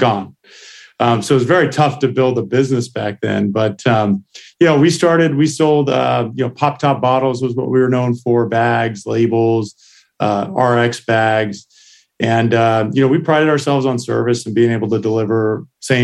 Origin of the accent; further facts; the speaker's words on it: Santa Cruz, California, United States; also born or lived in San Jose, California / Missouri; I grew up in Santa Cruz, California